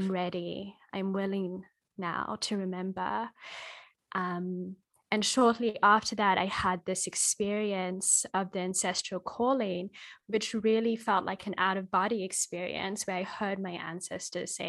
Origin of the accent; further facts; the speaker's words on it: Australia; also born or lived in Kenya; I'm Australian and Kenyan, and my great-grandmother on my Kenyan side was a medicine woman.